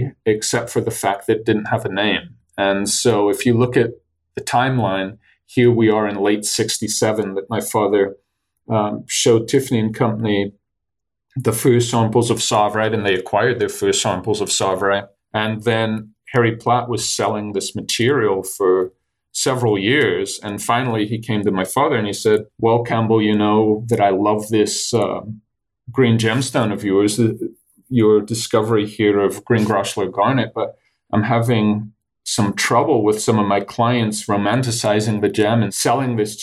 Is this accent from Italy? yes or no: no; Kenya; also born or lived in Tanzania; So we moved to Kenya in 1970 when we had to leave Tanzania. And that's why I grew up in Kenya